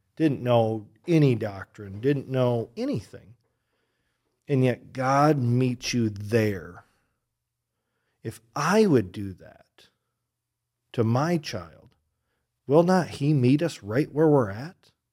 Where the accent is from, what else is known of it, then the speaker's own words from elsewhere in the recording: Michigan, United States; moved away as an adult; also born or lived in Oregon; now in Grand Rapids, United States; I grew up in Michigan